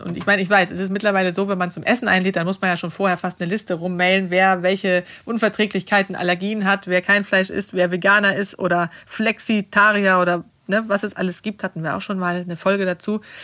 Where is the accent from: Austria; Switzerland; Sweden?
Sweden; now in Germany; in Schweden, wo ich herkomme